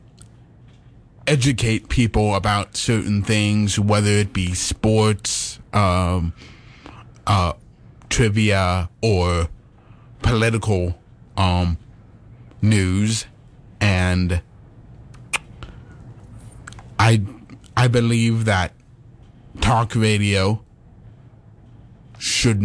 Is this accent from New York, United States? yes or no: no; Caldwell, Idaho, United States; I am from Caldwell, Idaho, and I live in Canyon County